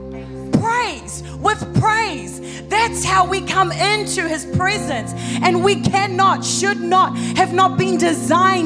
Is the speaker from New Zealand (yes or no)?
yes; New Zealand; moved away; also born or lived in United States; I'm from New Zealand